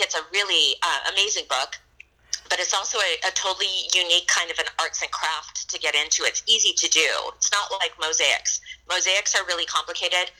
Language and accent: English; San Diego, California, United States; also born or lived in Chicago; I was born in Chicago, and then my family moved to San Diego